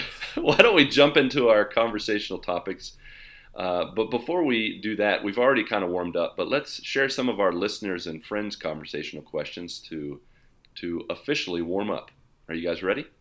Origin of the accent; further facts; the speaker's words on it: West Virginia, United States; now in Brazil; I'm from West Virginia